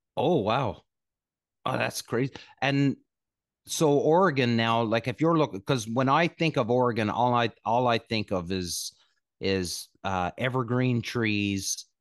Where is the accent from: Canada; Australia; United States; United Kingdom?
Canada; I'm Canadian, right? Grew up playing hockey